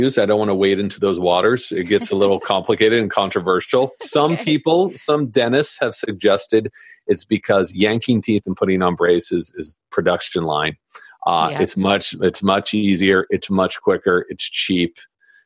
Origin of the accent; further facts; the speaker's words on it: Southern California, United States; growing up in Southern California